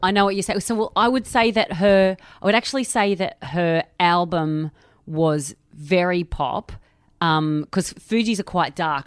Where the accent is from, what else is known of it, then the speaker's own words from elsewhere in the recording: Australia; now in London, United Kingdom; I am Australian. I live in London.